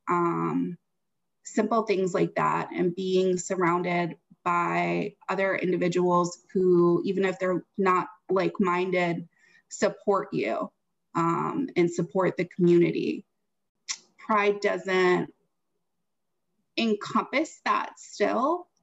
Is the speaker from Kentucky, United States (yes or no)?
no; Wisconsin, United States; moved away; I'm from Wisconsin